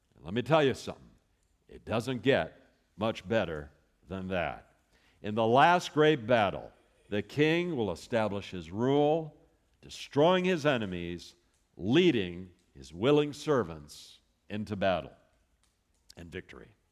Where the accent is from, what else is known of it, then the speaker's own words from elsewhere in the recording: Los Angeles, California, United States; now in Texas, United States; I was born in Hollywood, California